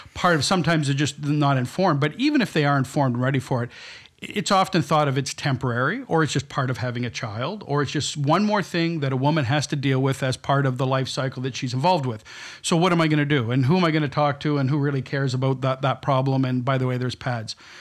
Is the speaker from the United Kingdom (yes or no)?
no; London, Ontario, Canada; moved away as an adult; also born or lived in Toronto / Tokyo / New York; now in New Brunswick, Canada; my family's from New Brunswick, but I was brought up in London, Ontario